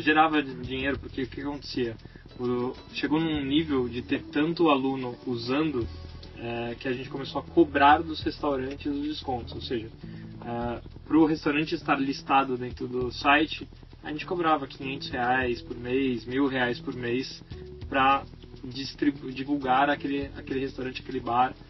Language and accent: Portuguese; São Paulo, Brazil; Eu nasci em São Paulo também, no bairro do Tatuapé